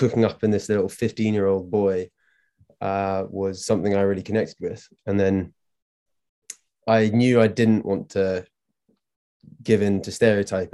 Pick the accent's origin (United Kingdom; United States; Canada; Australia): United Kingdom; Scotland; moved away as an adult; also born or lived in Glasgow; now in London, United Kingdom; I'm from Scotland, but I live there and work there